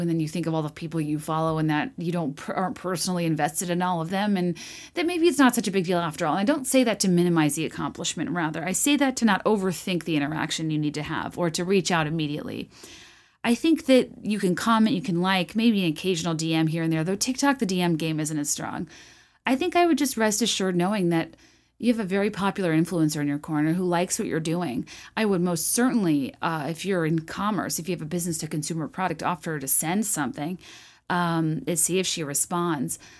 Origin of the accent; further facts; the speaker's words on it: Richmond, Virginia, United States; where I grew up in Richmond, Virginia